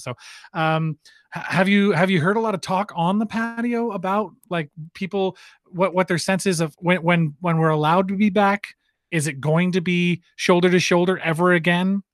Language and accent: English; Halifax, Nova Scotia, Canada; now in Winnipeg, Canada; back in Halifax where I'm from